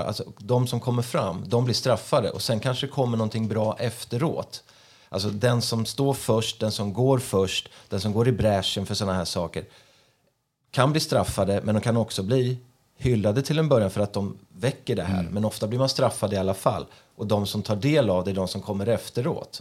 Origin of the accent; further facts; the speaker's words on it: Sweden; jag är ju svensk själv.